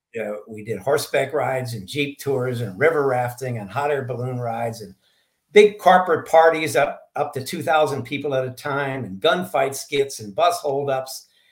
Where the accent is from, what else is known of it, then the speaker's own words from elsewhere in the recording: St. Louis, Missouri, United States; moved away as an adult; also born or lived in Arizona; now in Sedona, United States; I was uh, born and raised in St. Louis